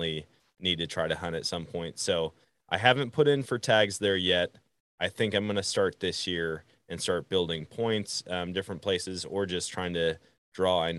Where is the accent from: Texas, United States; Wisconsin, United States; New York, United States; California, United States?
Wisconsin, United States; I grew up in Wisconsin.